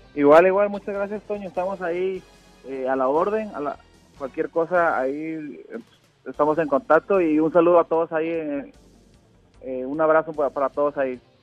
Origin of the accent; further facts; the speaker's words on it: Tabasco, Mexico; also born or lived in Córdoba, Veracruz; nací en Veracruz pero creado en Tabasco